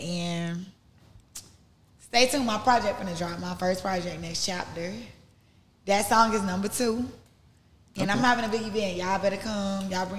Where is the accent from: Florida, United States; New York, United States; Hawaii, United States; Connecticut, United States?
Florida, United States; Miami; I'm from Miami.